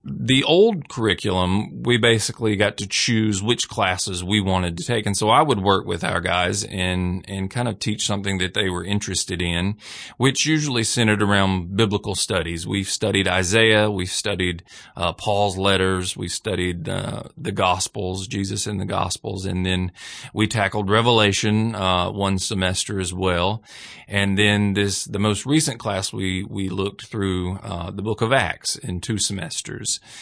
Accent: Hamilton, Alabama, United States; I am originally from Hamilton, Alabama. I grew up in the same city where the prison is

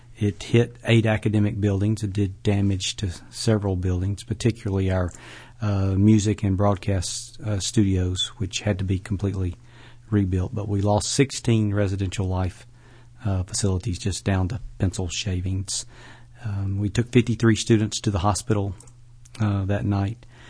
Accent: Birmingham, Alabama, United States; also born or lived in Tuscaloosa, Alabama; now in Jackson, United States; I was born in Tuscaloosa, Alabama. Uh, moved to Birmingham when I was a, about a year old and grew up on the western side of, uh, Birmingham

